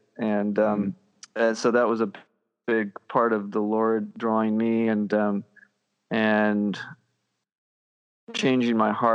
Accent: Oaxaca, Mexico; born there; I was born in Mexico. In Oaxaca, Mexico, down in the southern area

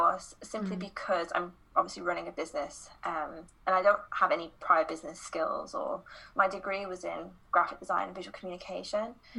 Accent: United Kingdom; moved away as an adult; also born or lived in London / Guatemala / Copenhagen, Denmark; I am obviously British, but I've been traveling the last 4 years, and the last year I have spent in Denmark in Copenhagen

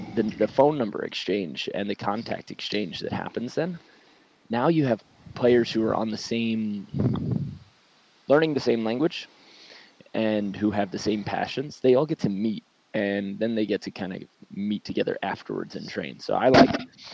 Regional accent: New York City, New York, United States; moved away; also born or lived in Hermosa Beach, California; my hometown, which is something I think like Long Beach, Queens, Brooklyn, New York City

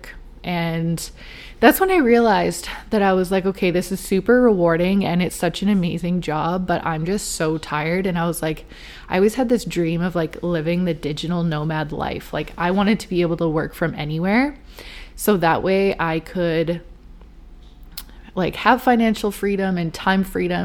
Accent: Vancouver, British Columbia, Canada; I'm born and raised in Vancouver, BC, just outside of it.

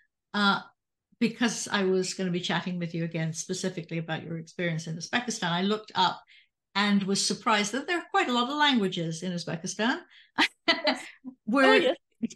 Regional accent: United Kingdom; now in United States; my hometown in the UK

